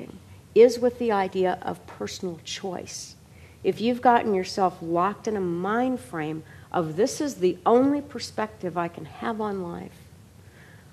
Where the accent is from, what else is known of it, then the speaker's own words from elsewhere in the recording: Kentucky, United States; I was raised in Kentucky